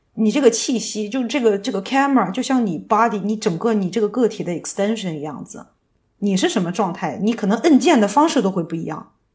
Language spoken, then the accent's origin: Chinese; China; moved away as an adult; also born or lived in United States; 我怎么做好一个中国人